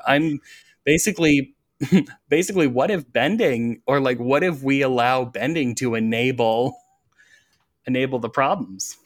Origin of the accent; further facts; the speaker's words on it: Iowa, United States; I'm from Iowa